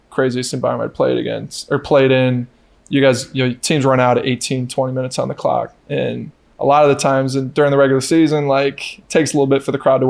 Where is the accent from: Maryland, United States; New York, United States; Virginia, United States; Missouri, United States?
New York, United States; now in Sacramento, United States; it just felt like I'm from New York, upstate New York, so mm-hmm. it's complete opposite side of the country.